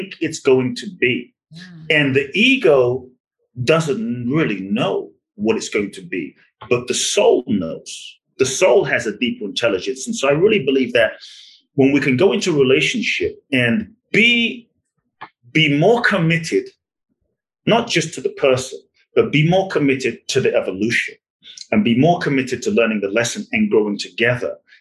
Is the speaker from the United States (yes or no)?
no; London, United Kingdom; moved away; I grew up in London, so I grew up with soccer